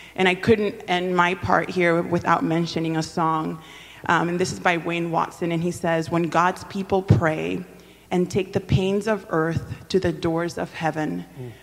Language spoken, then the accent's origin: English; Dominican Republic; first language Spanish; English is a second language; moved away; I'm originally from the Dominican Republic, so Spanish is my, is my first language.